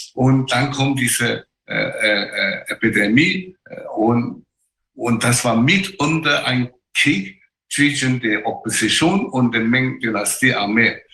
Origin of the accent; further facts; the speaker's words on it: China; German is a second language; moved away; ich als Chinese